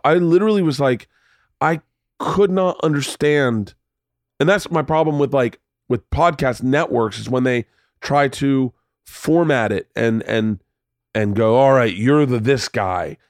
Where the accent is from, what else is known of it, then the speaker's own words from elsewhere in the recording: United States; I'm from America